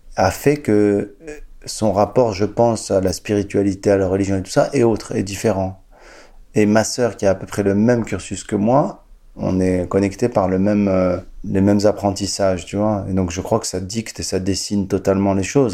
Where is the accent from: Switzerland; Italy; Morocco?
Morocco; Casablanca, Casablanca-Settat; also born or lived in Quebec / United States; now in France; je suis né à Casablanca, au Maroc, un jour d'avril 71